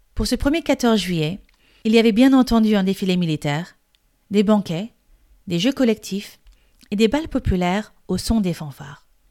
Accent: France; Je suis française et coach de français

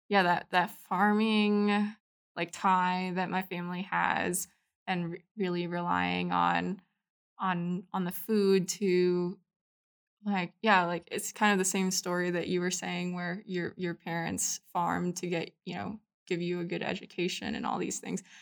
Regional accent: Anchorage, Alaska, United States; moved away as an adult; also born or lived in Panay, Philippines; now in Utah, United States; so I grew up in Alaska, um, and that's where my family ended up. kind of just, um, you know, im-, was immersed, like, growing up in Anchorage

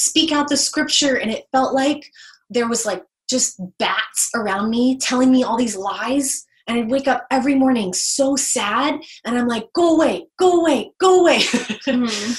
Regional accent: the South, United States; I grew up in the South

